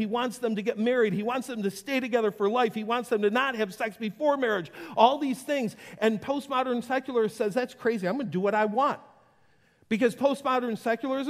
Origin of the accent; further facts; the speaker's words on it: Western New York, United States; I grew up in Western New York.